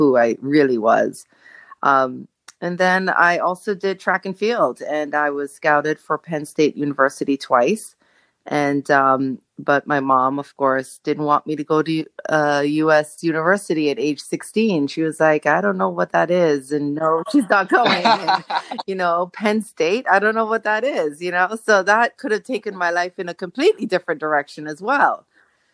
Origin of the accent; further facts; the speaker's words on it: Jamaica; now in Los Angeles, United States; I am Jamaican. I grew up in Jamaica, born and raised